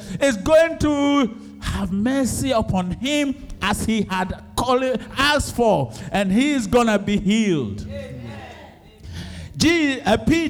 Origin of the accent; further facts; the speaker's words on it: Ejisu, Ashanti, Ghana; moved away; going to Ejusu. That's my hometown